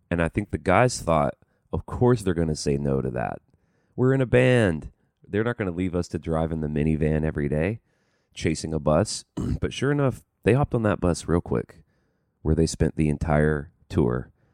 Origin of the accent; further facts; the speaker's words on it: Birmingham, Alabama, United States; moved away; I'm from Birmingham